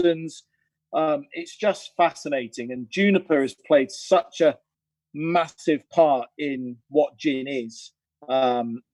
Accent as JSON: {"language": "English", "town": "Cirencester", "region": "South West England", "country": "United Kingdom", "tie": "born or raised there", "said": "near where I grew up in Cirencester."}